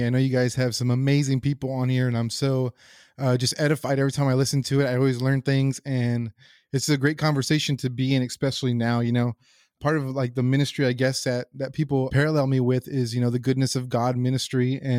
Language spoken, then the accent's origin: English; San Antonio, Texas, United States; You know, I grew up a Catholic in San Antonio, Texas, with a great Catholic family who are still devout Catholics.